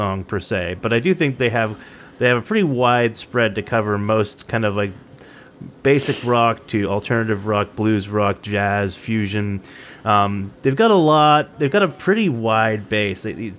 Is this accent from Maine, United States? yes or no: yes; Maine, United States; I grew up in Central Maine. And when I say Richard Stans, I think that I, to people outside of New England, I probably sound like I have a New England accent. To people in New England, I apparently sound like I have a Canadian accent.